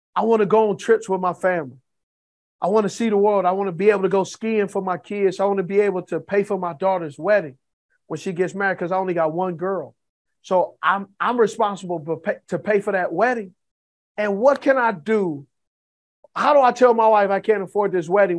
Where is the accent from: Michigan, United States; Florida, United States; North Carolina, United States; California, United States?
California, United States; Los Angeles; I grew up in Los Angeles